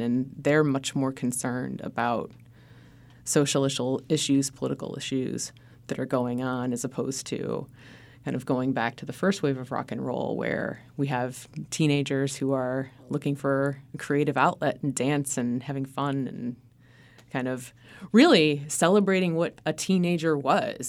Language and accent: English; Cleveland, Ohio, United States; I grew up in Cleveland, Ohio